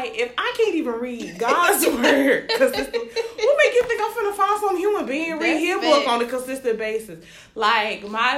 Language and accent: English; Birmingham, Alabama, United States; I am from Birmingham, Alabama, you know, born and raised, you know, but my family's from Nigeria